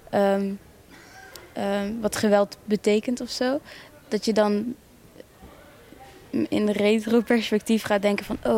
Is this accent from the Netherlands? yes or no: no; Rwanda; op de basisschool wist van ja, ik kom uit Rwanda. En je weet ook dat je Rwandees bent. En je weet ook dat je, dat je Kinyarwanda spreekt, et cetera.